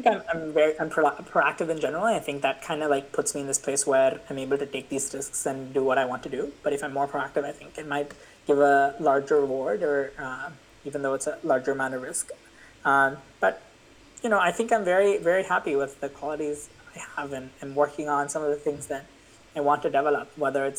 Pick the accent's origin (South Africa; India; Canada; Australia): India; moved away; my hometown, my house in India